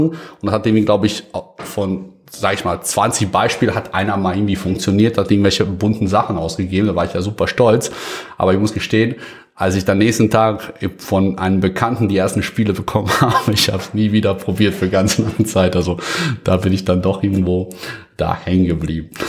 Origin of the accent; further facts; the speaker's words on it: Bosnia & Herzegovina; now in Germany; also damals lebte ich noch gar nicht in Deutschland, sondern in meiner Heimat. Äh, ich komme aus da, Bosnien, ehemaligen Jugoslawien.